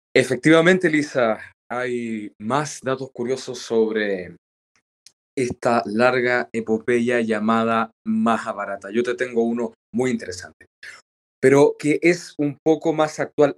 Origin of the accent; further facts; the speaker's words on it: Chile; Aquí en Chile